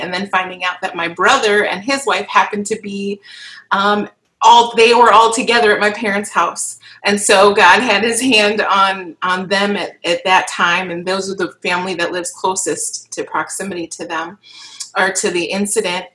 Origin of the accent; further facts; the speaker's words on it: Kenosha, Wisconsin, United States; moved away as an adult; now in Milwaukee, United States; I am from Kenosha, born and raised in Kenosha, Wisconsin. Um, now live and reside in Milwaukee um, for about the last two or three years